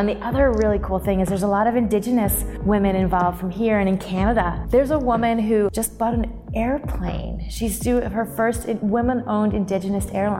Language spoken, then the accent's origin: English; Connecticut, United States; born or raised there; moved away as an adult; also born or lived in Atlanta